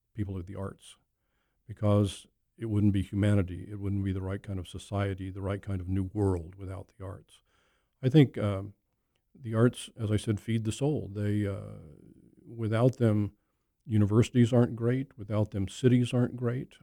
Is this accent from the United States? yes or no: yes; Oklahoma, United States; moved away; Oklahoma, my home state